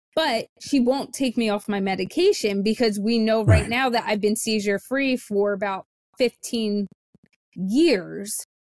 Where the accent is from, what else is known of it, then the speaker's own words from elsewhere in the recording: the South, United States; I was born in the South in the summer.